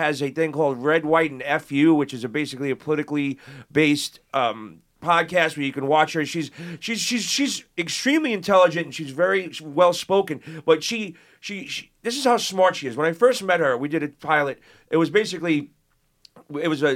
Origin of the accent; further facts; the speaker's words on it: New York City, New York, United States; growing up in Brooklyn and Queens